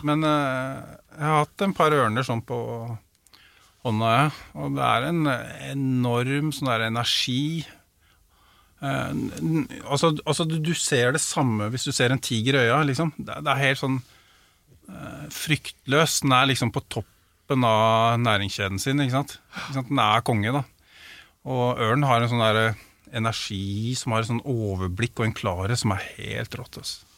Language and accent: Norwegian; Drammen, Buskerud, Norway; der jeg er oppvokst